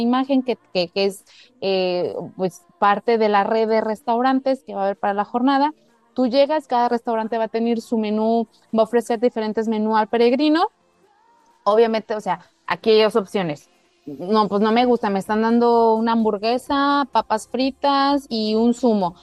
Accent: Mexico; lo pienso en español latino, lo pienso como mexicana

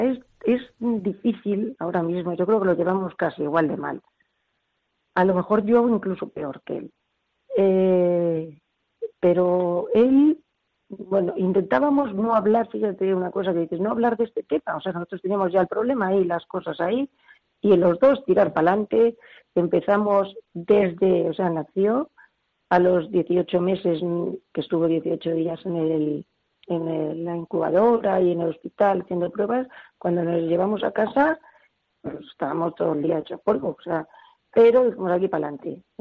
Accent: Barcelona, Catalonia, Spain; born there; moved away as an adult; now in Madrid, Spain; yo ya te dije que nació en Barcelona, pues eh, vine a Madrid después de las Olimpiadas

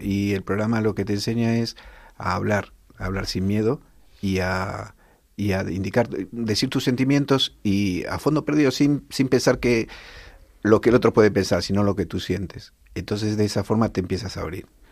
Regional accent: Buenos Aires, Argentina; moved away as an adult; also born or lived in Tel Aviv, Israel; now in Rivas-Vaciamadrid, Spain; somos de Buenos Aires

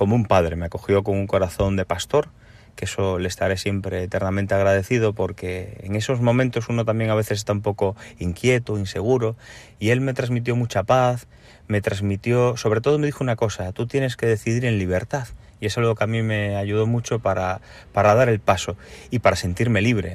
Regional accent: Galicia, Spain; also born or lived in Cuba; Y soy nacido en Cuba y criado en Galicia.

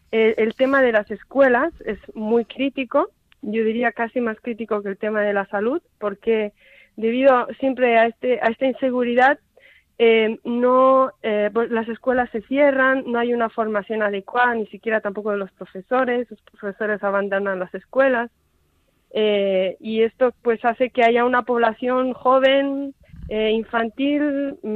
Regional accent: Spain; una hermana de Zambia y yo que soy española.

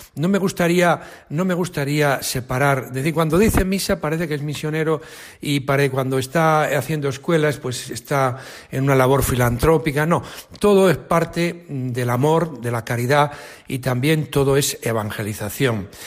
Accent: Arnedo, La Rioja, Spain; moved away as an adult; que estudié en, el instituto de mi pueblo, en Arnedo, en La Rioja

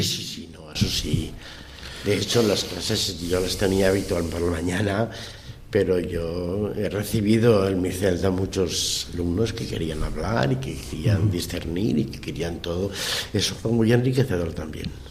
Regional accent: Spain; yo soy español

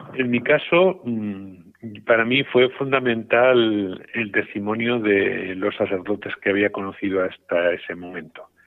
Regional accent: Sesa, Aragon, Spain; moved away as an adult; also born or lived in Huesca / Rome; now in Teruel, Spain; yo estoy muy, muy agradecido a mi tierra, a mi diócesis, a mi pueblo, a CESA, porque, bueno, pues yo creo que allí recibí lo más importante

